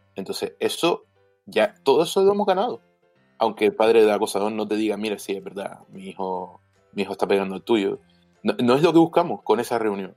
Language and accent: Spanish; Canary Islands, Spain; soy canario